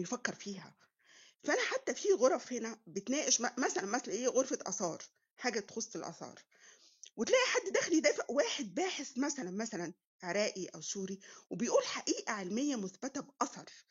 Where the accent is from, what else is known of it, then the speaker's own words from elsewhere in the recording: Egypt; also born or lived in Munich, Germany; انت من مصر فرحت بعبطه كده بقول له اه مصريه وافتخر